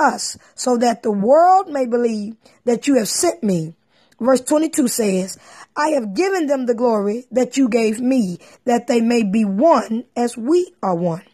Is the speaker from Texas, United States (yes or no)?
yes; Texas, United States; I'm from Texas